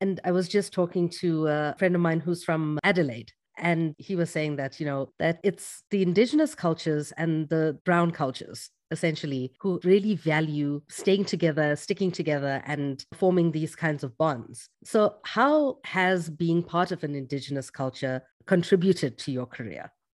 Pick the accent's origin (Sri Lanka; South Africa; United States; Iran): South Africa; growing up in South Africa